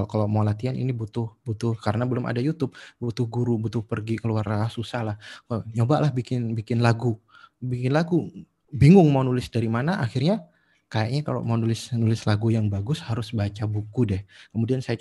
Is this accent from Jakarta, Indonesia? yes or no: no; Jember, East Java, Indonesia; satu-satunya toko buku yang ada di kampung saya di Jember dulu itu ketika saya SMA itu Gramedia